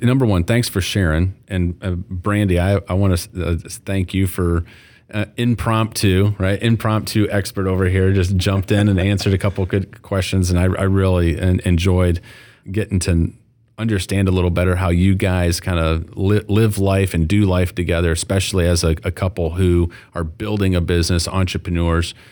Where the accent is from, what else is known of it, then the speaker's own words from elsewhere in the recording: Flint, Michigan, United States; moved away; as a former Flint guy